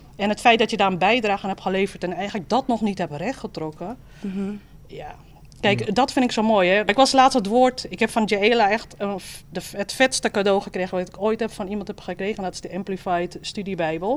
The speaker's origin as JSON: {"language": "Dutch", "town": "Amsterdam", "region": "North Holland", "country": "Netherlands", "accent": "Amsterdam", "said": "je hoort ook dat ik uit Amsterdam kom"}